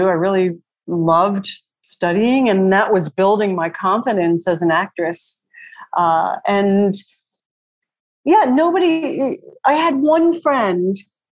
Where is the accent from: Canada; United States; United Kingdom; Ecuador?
United States; Long Island, New York; I grew up on Long Island